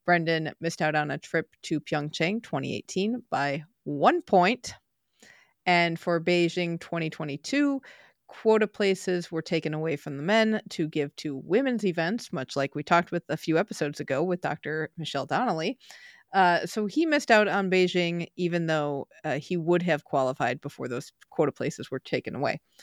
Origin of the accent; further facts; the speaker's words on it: United States; we from the U S